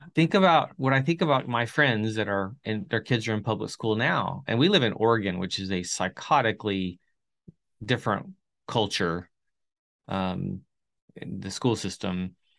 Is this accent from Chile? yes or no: yes; Chile; moved away; I grew up in South America and Chile